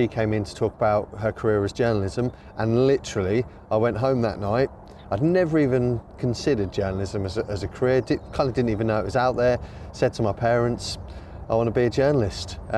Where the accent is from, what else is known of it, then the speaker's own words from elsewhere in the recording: Suffolk, East of England, United Kingdom; now in Norwich, United Kingdom; I was born in Norwich, and despite growing up in Suffolk, Norfolk and Norwich was always the place that I kind of looked to as home